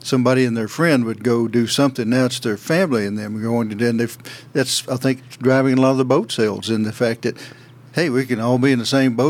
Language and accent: English; Pressmen's Home, Tennessee, United States; also born or lived in Blount County, Tennessee; growing up in Hawkins County